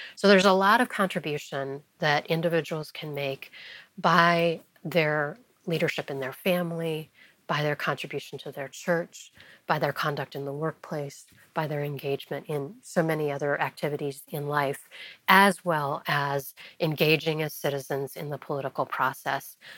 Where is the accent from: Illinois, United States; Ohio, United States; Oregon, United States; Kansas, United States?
Illinois, United States; Wheaton; moved away as an adult; also born or lived in Taiwan / France; now in Washington, D.C., United States; growing up in Wheaton, Illinois